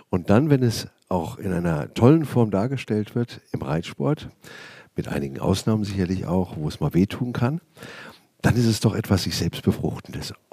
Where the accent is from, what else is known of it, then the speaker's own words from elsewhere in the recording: Schlüchtern, Hesse, Germany; Äh, ja, das stimmt. Ähm, ich bin auch ein waschechter Hesse. Man hört es nur nicht, wenn ich normal schwätze